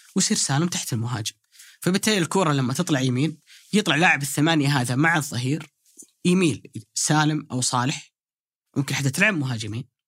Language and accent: Arabic; Saudi Arabia; انا كسعودي